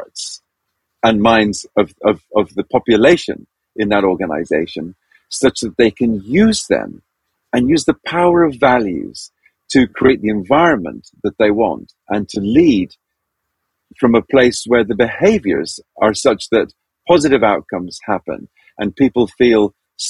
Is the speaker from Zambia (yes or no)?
yes; Zambia; I was born and raised in Zambia.